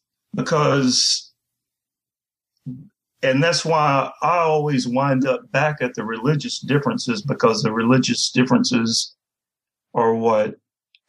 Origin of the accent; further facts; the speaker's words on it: the American South, United States; I'm a Southerner